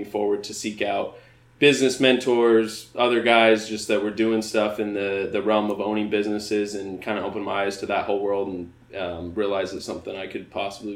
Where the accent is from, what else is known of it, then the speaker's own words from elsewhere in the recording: Spokane, Washington, United States; moved away as an adult; now in Seattle area, United States; I grew up in the Spokane area, played sports my whole life